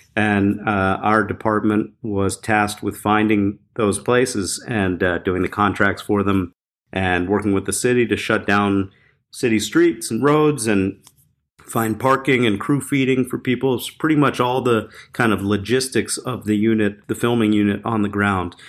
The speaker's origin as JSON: {"language": "English", "town": "Philadelphia", "region": "Pennsylvania", "country": "United States", "tie": "born or raised there", "said": "I grew up in Philadelphia"}